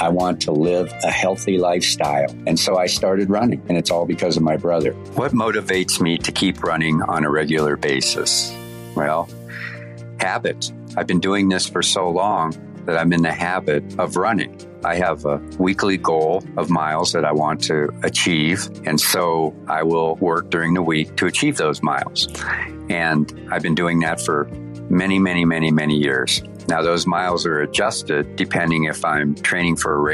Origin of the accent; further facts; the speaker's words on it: Erie, Pennsylvania, United States; now in Denver, United States; my hometown of Erie, Pennsylvania, in Harbor Creek, a suburb